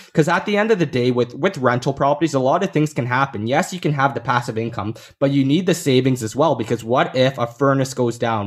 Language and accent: English; Canada; born in Canada